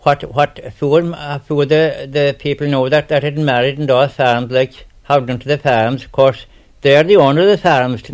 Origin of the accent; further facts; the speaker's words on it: Glenlea, County Kerry, Munster, Ireland; I never travelled outside the glen